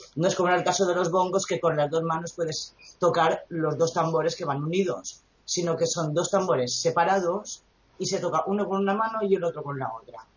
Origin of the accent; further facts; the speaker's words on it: Majorca, Balearic Islands, Spain; estar en Mallorca